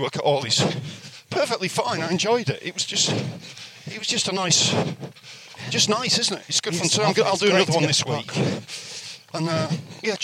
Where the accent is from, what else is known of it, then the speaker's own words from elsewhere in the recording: Scarborough, Yorkshire and the Humber, United Kingdom; being born and brought up in Scarborough